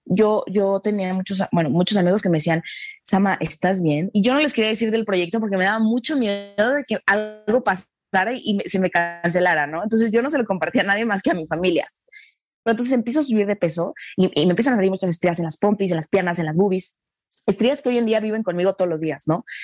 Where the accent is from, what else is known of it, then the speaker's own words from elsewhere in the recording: Mexico; nosotros en, en, en México adoramos a las rubias altas